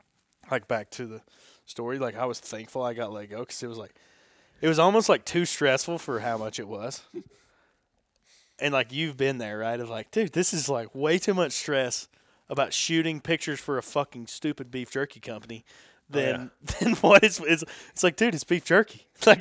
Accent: the South, United States; I'm from the South, and we love a fucking French fry.

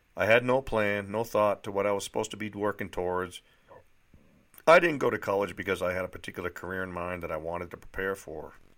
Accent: Litchfield, New Hampshire, United States; moved away; also born or lived in Nashua, New Hampshire; I was born in Nashua, New Hampshire, the youngest of three children. I grew up in one of those sleepy little bedroom, bedroom towns that you always hear about. It was called Litchfield, New Hampshire

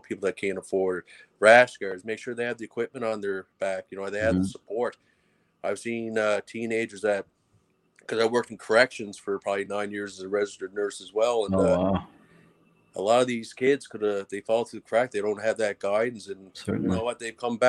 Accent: Cape Breton, Nova Scotia, Canada

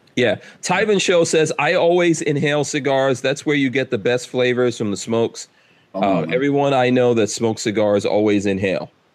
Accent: New York City, New York, United States; I grew up in New York City

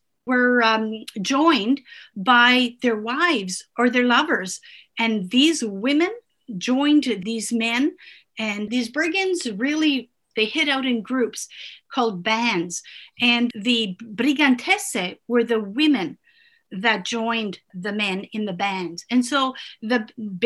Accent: Canada; first language Italian; English is a second language; also born or lived in Italy; We immigrated when I was 3

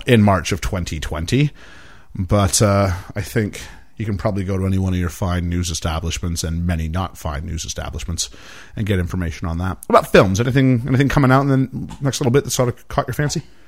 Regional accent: Canada; moved away; I'm Canadian

